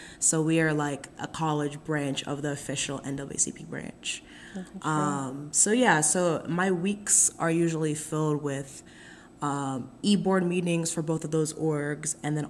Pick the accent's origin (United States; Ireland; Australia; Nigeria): Nigeria; because I think, like, being Nigerian is, like, very, like, I would not be who I would, like, who I am without being Nigerian.